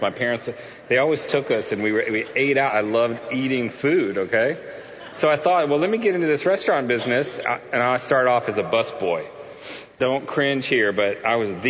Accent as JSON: {"language": "English", "town": "Houston", "region": "Texas", "country": "United States", "tie": "born or raised there", "said": "I grew up in Houston"}